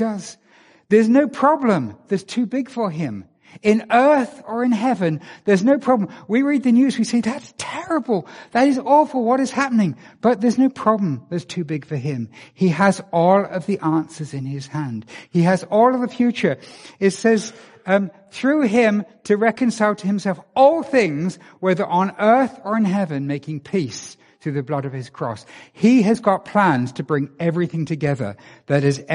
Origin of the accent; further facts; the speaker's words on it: England, United Kingdom; moved away; I'm from England